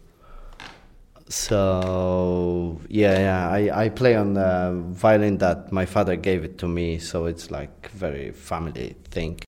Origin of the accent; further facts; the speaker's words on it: Tarnowskie Góry, Silesian Voivodeship, Poland; accent: Polish; English is a second language; now in Warsaw, Poland; I should talk in a very Polish accent because I'm from Poland.